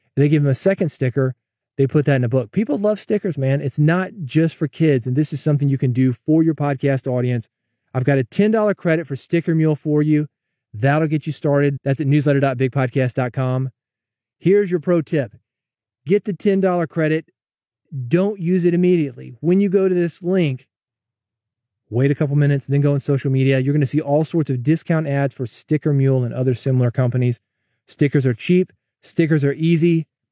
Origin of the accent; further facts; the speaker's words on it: the South, United States; I'm from the South